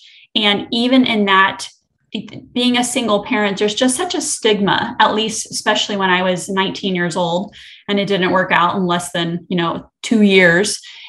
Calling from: Destin, Florida, United States; I'm coming from the Destin-Fort Walton Beach area, so I'm also in Florida.

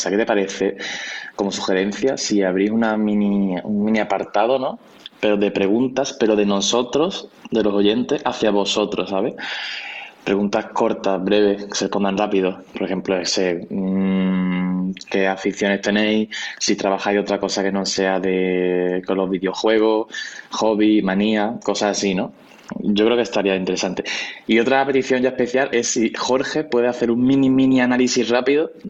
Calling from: Málaga, Andalusia, Spain; Buenas, ¿qué tal? … de Málaga otra vez.

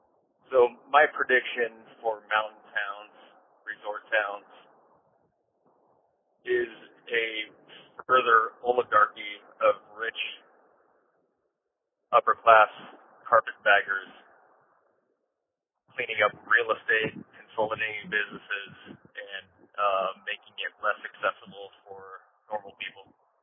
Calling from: Denver, Colorado, United States; I'm from Denver.

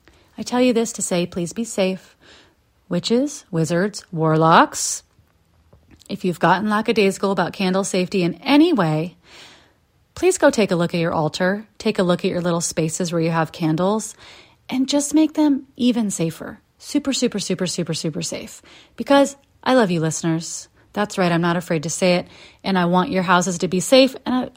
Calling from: Tujunga, California, United States; I'm here from Tahunga, California, where, as you know, I found mo

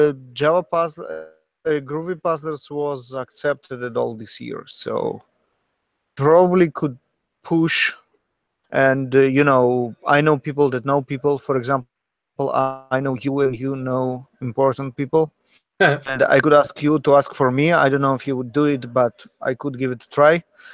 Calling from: Sunnyvale, California, United States; podcasting from Sunnyvale, California.

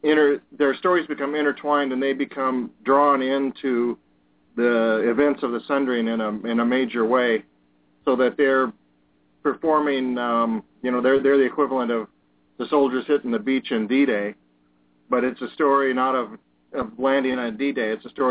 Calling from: Wisconsin, United States

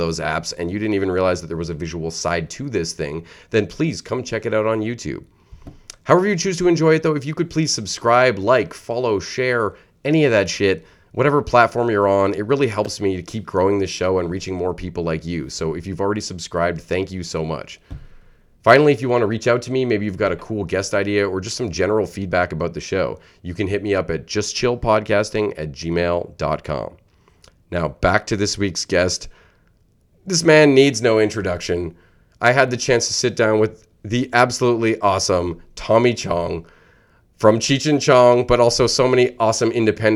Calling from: Ottawa, Ontario, Canada; Calling from Ottawa.

